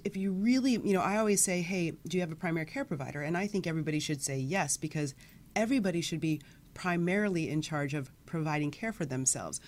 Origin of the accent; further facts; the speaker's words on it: Midwest, United States; now in California, United States; I grew up in the Midwest, the daughter of two pharmacists